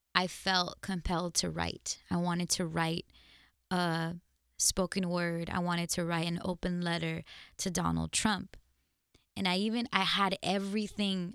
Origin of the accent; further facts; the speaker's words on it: United States; also born or lived in Mexico (parents' origin); as an American with different origins of life, clearly where my parents come from, I have a loyalty and a love and a pride in these countries.